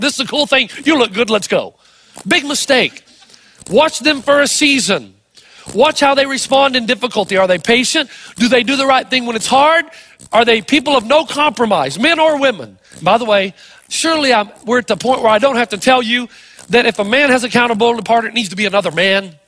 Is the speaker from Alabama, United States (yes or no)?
no; East Tennessee, United States; also born or lived in New Zealand; I'm from East Tennessee, we all have Cherokee Indian in us